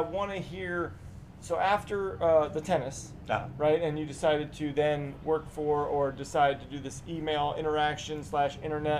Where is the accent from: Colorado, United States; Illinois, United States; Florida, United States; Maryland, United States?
Maryland, United States; East; I'm from East Maryland.